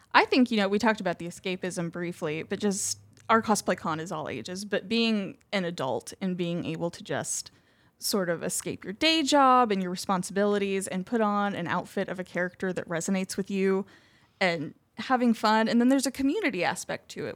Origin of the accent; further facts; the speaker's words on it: Marion, Illinois, United States; Here in Marion